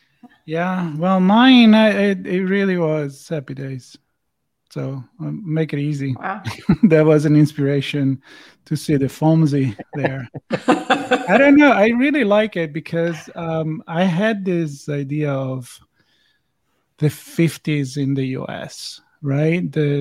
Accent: Italy; English is a second language; Now I grew up in Italy, so you're going to have to explain me that. I'm not familiar.

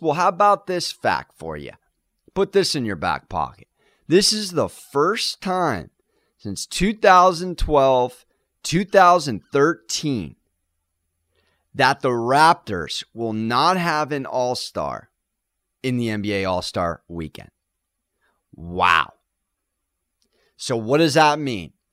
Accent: San Diego, California, United States; I'm from San Diego, recovering San Diego Chargers fan

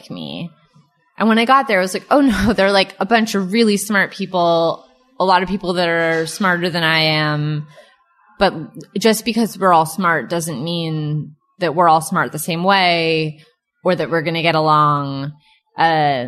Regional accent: Southern California, United States; moved away as an adult; growing up in Southern California, it's basically nice all the time.

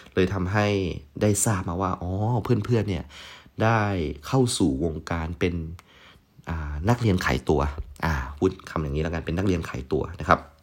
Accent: provincial Thailand, Thailand

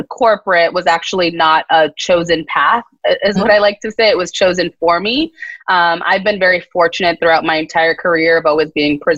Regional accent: Boston, Massachusetts, United States; I was raised in Boston

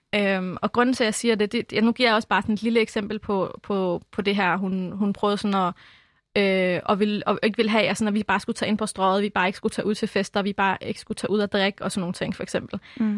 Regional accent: Albertslund, Capital Region of Denmark, Denmark; also born or lived in Lebanon; Jeg er vokset op i Albertslund på Vestegnen

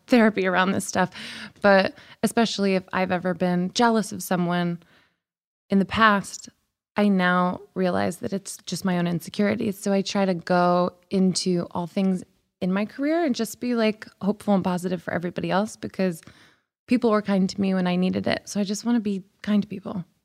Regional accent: the Bible Belt, United States; now in Los Angeles, United States; I grew up in the Bible Belt

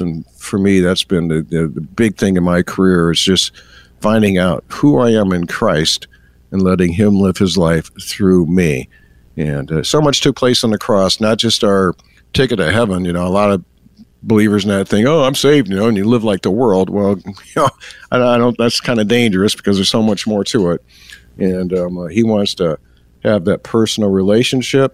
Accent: Elgin, Illinois, United States; I grew up in the Chicagoland area

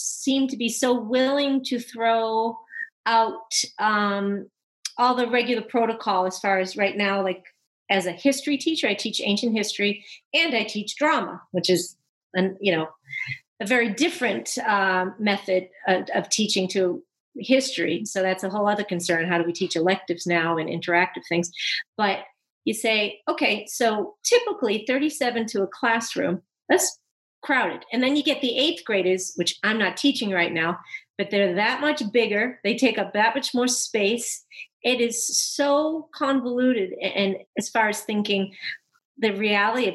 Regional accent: Boston, Massachusetts, United States; now in Southern California, United States; I grew up in Boston

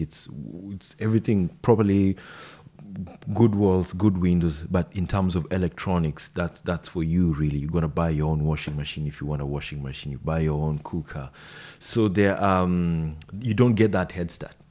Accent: Nairobi, Kenya; first language Swahili; English is a second language; moved away as an adult; now in New Zealand; I've grown up in the capital city, Nairobi.

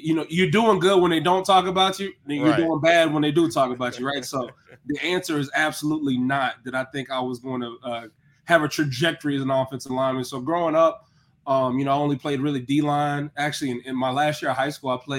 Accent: Cleveland, Tennessee, United States; I'm a Bradley County kid. It's a good spot.

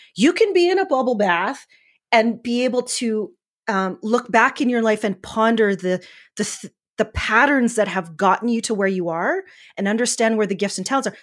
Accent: Northern Alberta, Canada; I'm from Northern Alberta, Canada, so we have a lot of wheat fields

